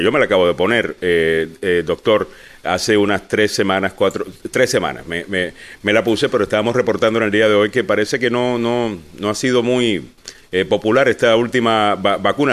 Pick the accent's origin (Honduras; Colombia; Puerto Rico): Puerto Rico; yo soy puertorriqueño